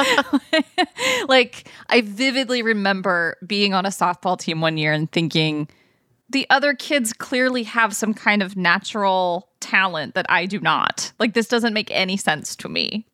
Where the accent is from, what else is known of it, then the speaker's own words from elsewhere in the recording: Ohio, United States; also born or lived in California; When we moved from California to Ohio eventually, and then we stayed there until I was, like, done with high school.